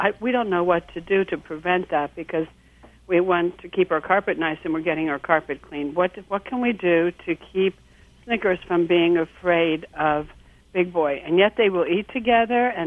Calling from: West Reading, Pennsylvania, United States; I'm calling from um, West Reading, Pennsylvania.

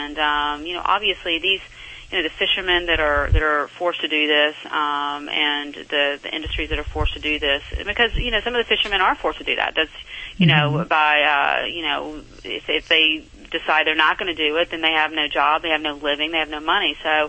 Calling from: Santa Barbara, California, United States; I am calling in from Santa Barbara, where I'm my home.

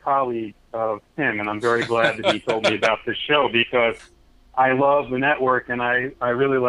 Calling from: Brooklyn, New York, United States; Brooklyn, New York.

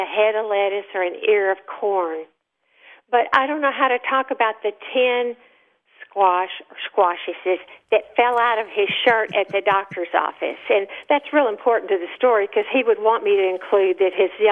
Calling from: Austin, Texas, United States; I'm calling from Austin, Texas

